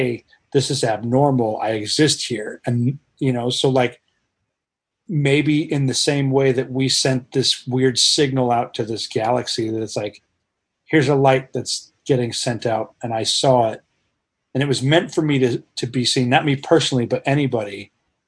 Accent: Colorado, United States; moved away; I grew up in Colorado

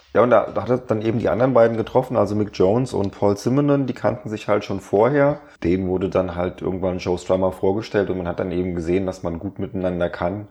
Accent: Germany; als Deutscher

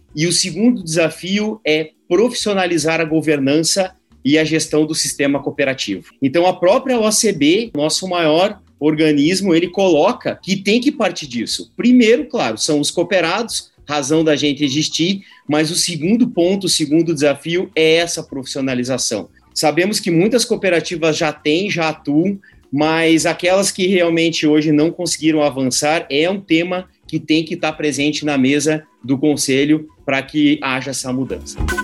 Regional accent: Brazil; a gente como brasileiro

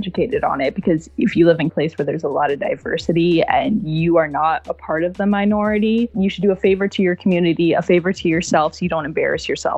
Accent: Toronto, Ontario, Canada; I grew up in Canada and I grew up in Toronto City where there's a lot of diversity

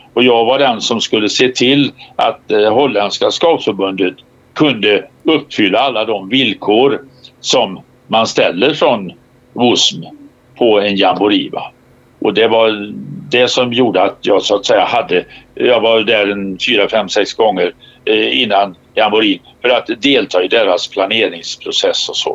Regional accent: Sweden; som svensk scout

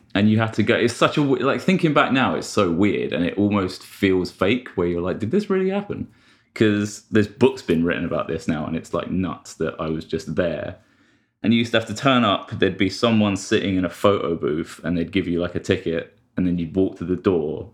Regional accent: London, United Kingdom; I'm from London

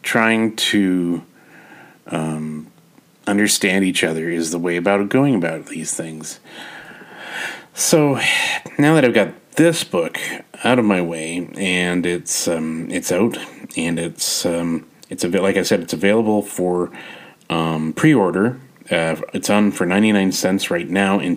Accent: Canada; as a Canadian author

